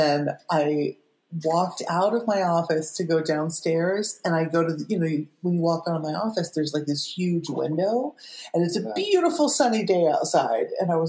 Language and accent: English; Fresno, California, United States; I'm from Fresno.